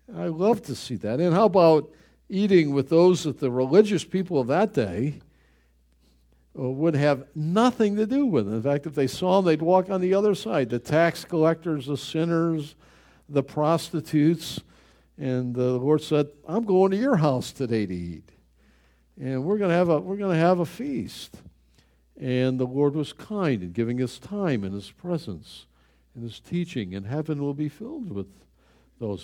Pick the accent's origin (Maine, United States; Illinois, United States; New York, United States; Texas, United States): New York, United States; Buffalo; He was killed in my hometown.